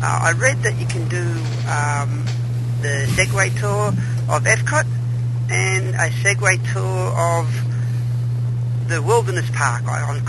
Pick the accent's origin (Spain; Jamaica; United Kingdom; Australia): Australia; Sydney, New South Wales; I'm from Sydney, Australia.